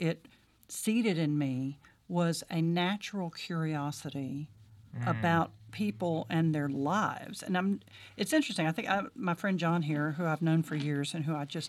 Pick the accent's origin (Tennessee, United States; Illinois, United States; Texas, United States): Tennessee, United States; Nashville; So I grew up in Nashville in the 60s, West Nashville, big ranch house, little ranch house over in Hillwood.